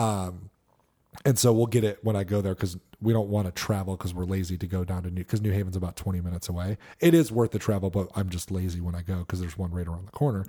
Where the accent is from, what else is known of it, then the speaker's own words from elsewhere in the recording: Connecticut, United States; I grew up in Connecticut